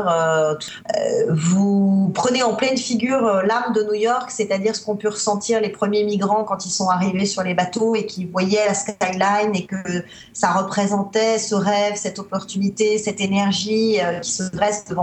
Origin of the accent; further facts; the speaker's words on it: Spain; French is a second language; also born or lived in Netherlands; Déjà, je suis née à l'étranger, je suis née en Espagne, j'ai grandi en Espagne, euh, j'ai vécu en Hollande aussi pendant deux ans, j'ai un peu la bougeotte dans le sang.